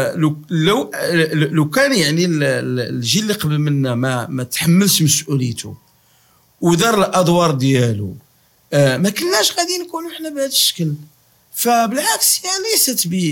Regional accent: Morocco; كمغاربه مسلمين

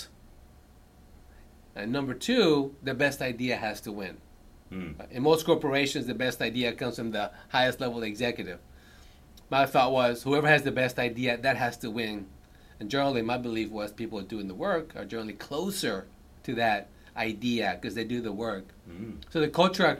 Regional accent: Earlsboro, Oklahoma, United States; also born or lived in Bogota, Colombia; now in Houston, United States; I moved to a very small rural town in Oklahoma of 200. Earlsboro, Oklahoma had population 200. That's where I grew up

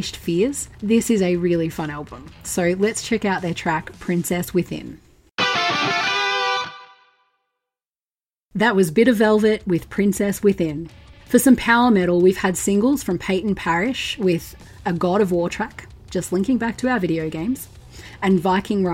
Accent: Victoria, Australia; my home state of Victoria in Australia

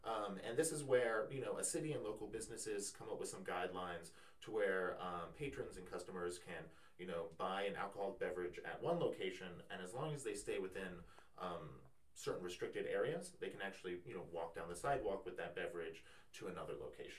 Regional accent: Lebanon, Midwest, United States; here in Lebanon. Some have been around for a long, long time. And growing up in Lebanon, you know, I'm, you know, honestly always happy to support local businesses.

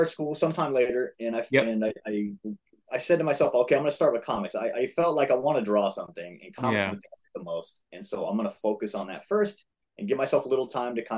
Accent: East Bay, California, United States; We grew up in the East Bay, and we would drive over to this shop on B Street in Hayward

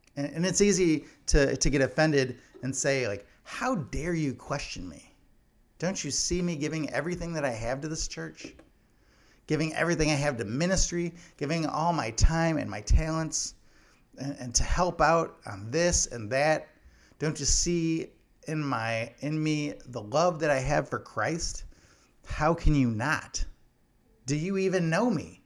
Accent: Illinois, United States; my home state of Illinois

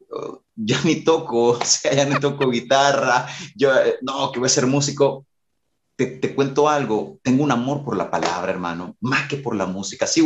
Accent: Durango, Mexico; Cuando yo vine de Durango, a veces los ex Durango tenemos como mucha musicalidad y queremos llegar a revolucionar la musicalidad en la iglesia.

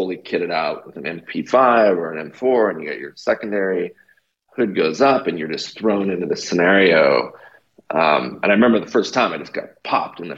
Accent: Canada; now in United States; I'm originally from Canada. They call me a Canadian socialist

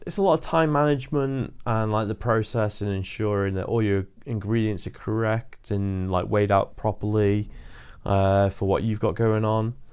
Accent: Chester, North West England, United Kingdom; now in Bradford, United Kingdom; Chester. I live in Bradford now

